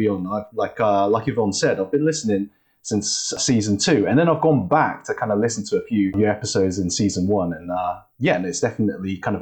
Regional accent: Oxford, South East England, United Kingdom; also born or lived in China / London; So I was born in China, but I actually moved to the UK when I was at the age of one. So like super early. And then I kind of grew up in Oxford.

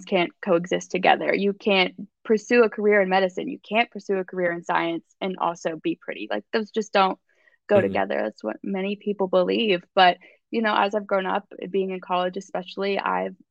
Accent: Nashville, Tennessee, United States; I grew up in, I'm from Nashville, but actually a smaller town outside of Nashville, like 20 minutes from downtown

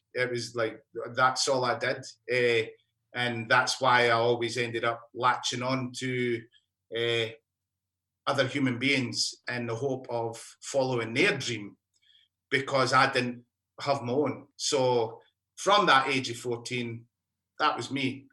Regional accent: Alice Springs, Northern Territory, Australia; I'm from Alice Springs, as you can tell by the accent.

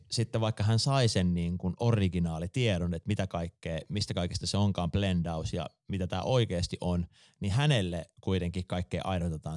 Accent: Jyväskylä, Central Finland, Finland; mekin ollaan Jyväskylästä

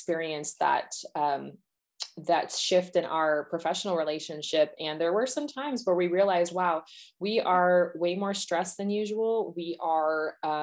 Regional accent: United States; I am an American

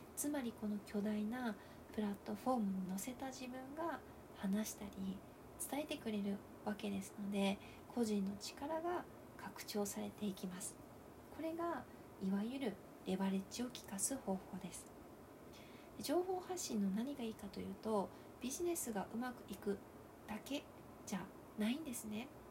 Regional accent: Ehime, Japan; 私の地元愛媛でも

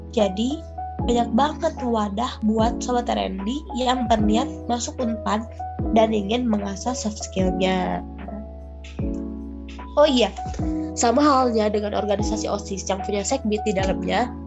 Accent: Purbalingga, Central Java, Indonesia; dan asal aku dari Purbalingga, Jawa Tengah.

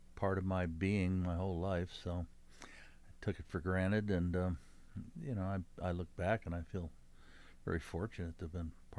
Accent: Columbus, Ohio, United States; also born or lived in Cleveland, Ohio; I went to high school and college in Columbus.

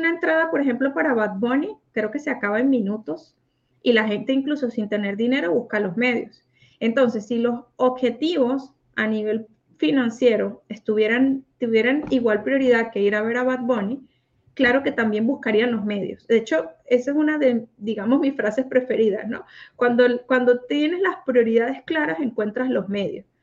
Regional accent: Mexico; now in United States; Y yo me vine de México para Estados Unidos y ahora el concurso lo van a hacer en México.

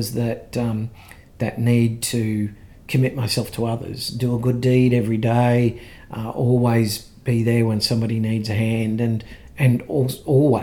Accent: Ipswich, Queensland, Australia; I grew up here in Ipswich, attended school here

